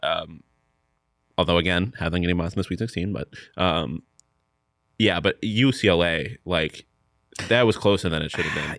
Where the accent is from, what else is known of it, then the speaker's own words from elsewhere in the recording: Buffalo, New York, United States; moved away; I'm from Buffalo, New York